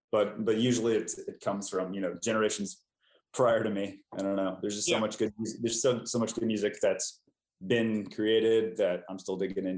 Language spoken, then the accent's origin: English; San Antonio, Texas, United States; now in Austin, United States; I'm from San Antonio originally, and Flaco Jimenez is from San Antonio.